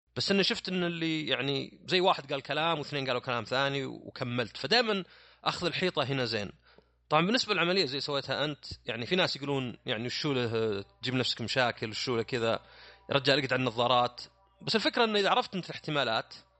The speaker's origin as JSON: {"language": "Arabic", "country": "Saudi Arabia", "said": "عندنا في السعوديه"}